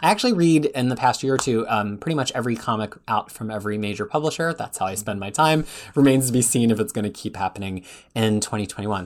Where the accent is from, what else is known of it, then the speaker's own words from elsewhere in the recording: Philadelphia, Pennsylvania, United States; moved away as an adult; now in Wellington, New Zealand; I moved from Philadelphia, where Freya is now, where I lived my entire life, to Wellington, New Zealand in twenty seventeen